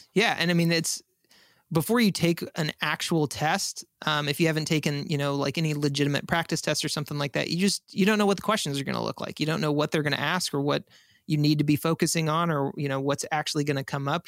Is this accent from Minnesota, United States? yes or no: no; San Antonio, Texas, United States; I'm actually from San Antonio